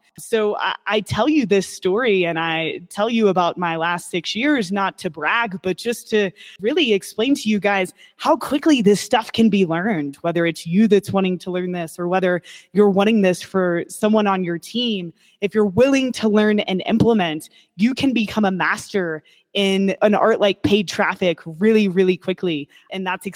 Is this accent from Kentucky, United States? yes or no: yes; Kentucky, United States; I was born and raised in Kentucky